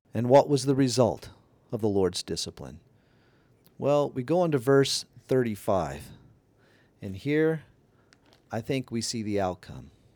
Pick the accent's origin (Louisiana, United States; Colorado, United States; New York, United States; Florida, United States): Louisiana, United States; moved away as an adult; also born or lived in Canada; We need to move back to my home state of Louisiana